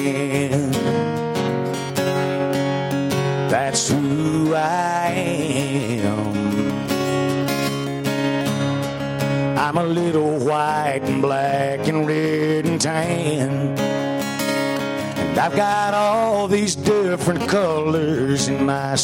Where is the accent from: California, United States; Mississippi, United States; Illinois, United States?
Mississippi, United States; born or raised there; also born or lived in Mobile, Alabama